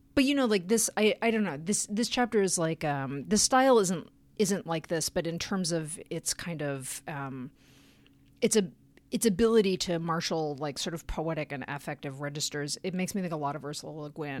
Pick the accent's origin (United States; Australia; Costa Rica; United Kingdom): United States; Chicago, Illinois; moved away; I grew up in Chicago